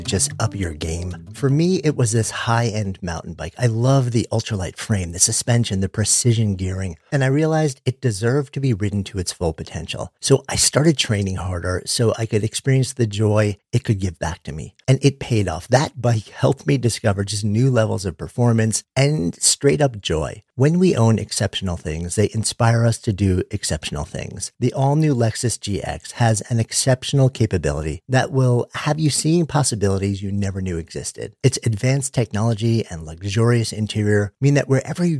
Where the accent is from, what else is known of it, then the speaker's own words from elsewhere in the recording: New York City, New York, United States; I'm a New Yorker